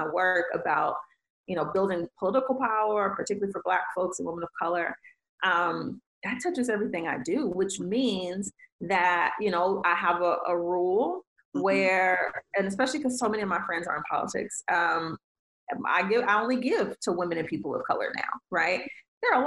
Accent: Detroit, Michigan, United States; I'm from Detroit

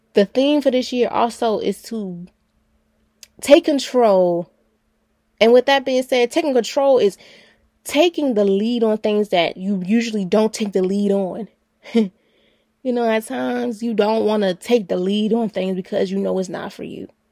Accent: Baltimore, Maryland, United States; I'm from Baltimore City

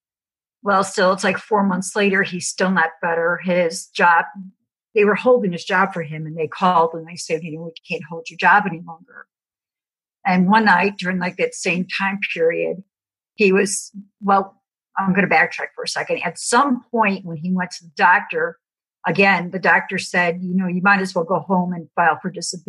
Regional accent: Chicago, Illinois, United States; moved away as an adult; now in Tennessee, United States; I'm originally from Chicago

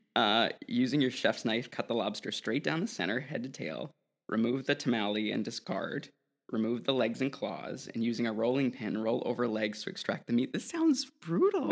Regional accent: New England, United States; moved away; I grew up in New England, and there were always these Italian bakeries

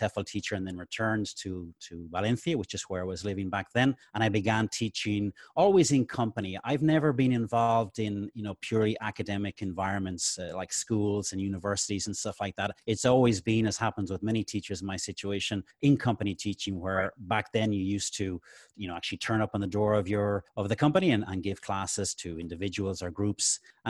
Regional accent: Dublin, Leinster, Ireland; now in Spain; Well, I'm originally from Dublin in Ireland. I came to Spain about 27, almost 28 years ago.

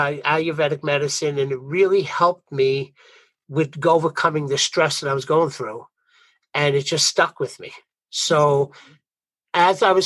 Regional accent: New York, United States; accent: Brooklyn; I'm from New York. Maybe you could pick up my Brooklyn accent, but I'm from New York

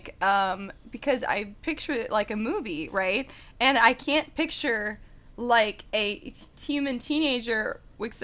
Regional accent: Dallas, Texas, United States; moved away; I was raised in Dallas, Texas.

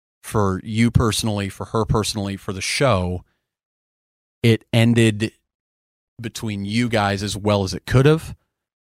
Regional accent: Nebraska, United States; now in Texas, United States; I grew up in Nebraska.

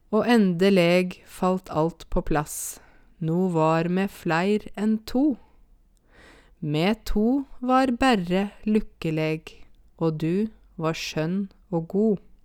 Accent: Åmot, Buskerud, Norway; accent: Åmot dialect; moved away; also born or lived in Oslo; jeg kommer fra ei bygd som heter Åmot, og det er eh, Eh, altså Åmot ligger i en kommune litt utafor eh, Hokksund, eller egentlig rundt 20 minutter hvis du kjører sånn etter fartsgrensa, i hvert fall. Eh, der vokste jeg opp

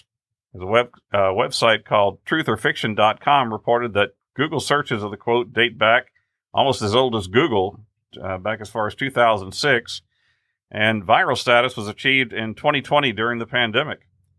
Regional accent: Texas, United States; Well, now in West Texas, where I grew up in the Hill Country, actually, we would rate Dairy Queen towns.

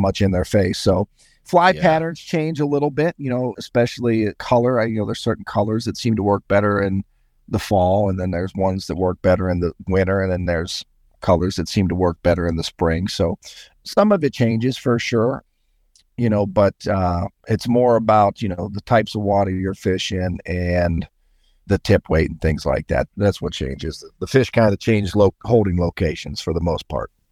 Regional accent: Sandusky, Ohio, United States; also born or lived in Pittsburgh, Pennsylvania; I was born in Pittsburgh. I grew up, and um, but my family moved to Sandusky over here in, on the shores of Lake Erie in Ohio when I was about four or five. So I, I grew up there

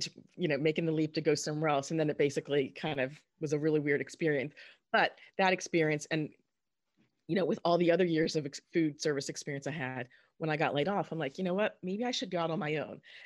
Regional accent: Southern New Jersey, United States; I grew up in Southern New Jersey

